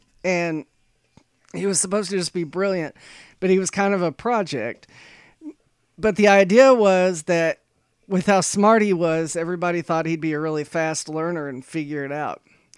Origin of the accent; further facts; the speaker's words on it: Corpus Christi, Texas, United States; a little boy growing up in Corpus Christi, Texas with big dreams.